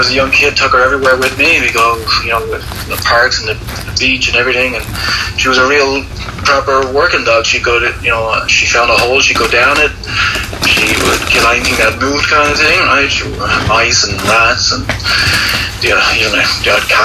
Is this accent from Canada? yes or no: no; Dublin, Leinster, Ireland; I'm from Dublin, Ireland